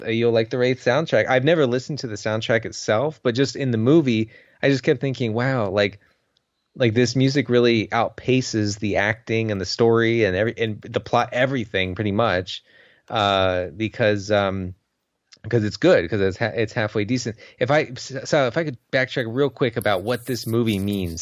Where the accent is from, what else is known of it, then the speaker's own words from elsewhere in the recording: United States; I went to school in the United States